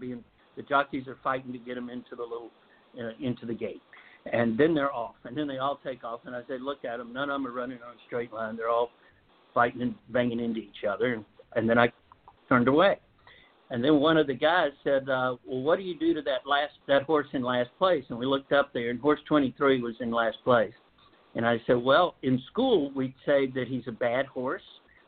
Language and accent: English; Japan; born there; I was born in Japan.